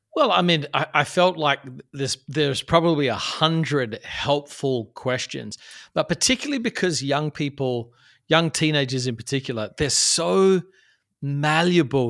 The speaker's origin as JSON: {"language": "English", "town": "Adelaide", "region": "South Australia", "country": "Australia", "tie": "born or raised there", "moved": "as an adult", "lives_now": "New York City, United States", "said": "I grew up in Australia, which is where I'm, uh, from originally, a place called Adelaide, South Australia"}